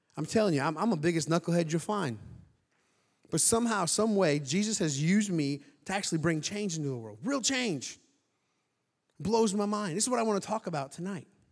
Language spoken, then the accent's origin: English; Indiana, United States; moved away; I'm from Indiana, like Trevor, went to high school together